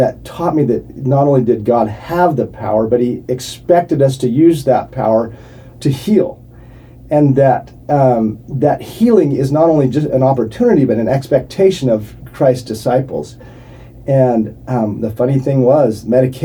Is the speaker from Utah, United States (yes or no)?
yes; Provo, Utah, United States; I grew up in Provo, Utah